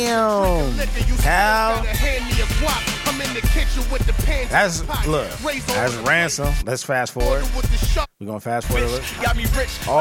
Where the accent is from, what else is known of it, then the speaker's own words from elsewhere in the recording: West Coast, United States; I'm from the West Coast, but I know I can smell New York.